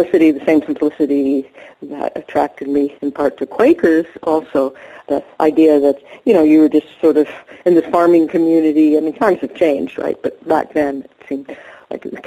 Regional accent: San Francisco, California, United States; moved away; also born or lived in Israel; I grew up in San Francisco, California, in the U.S.

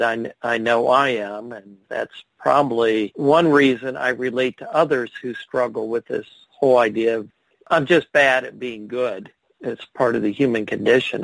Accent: Ohio, United States; I'm from Ohio

